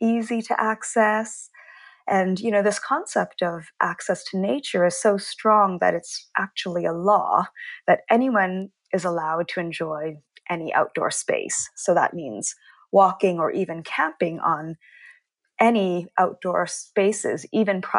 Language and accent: English; Canada; moved away as an adult; now in Stockholm, Sweden; I'm originally Canadian, so I was born and I grew up in Canada